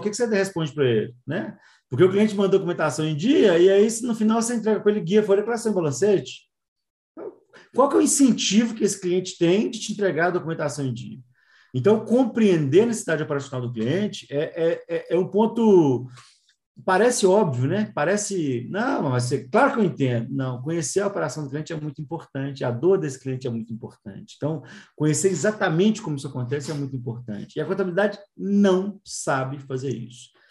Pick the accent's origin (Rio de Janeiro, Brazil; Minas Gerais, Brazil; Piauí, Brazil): Minas Gerais, Brazil; eu sou de Minas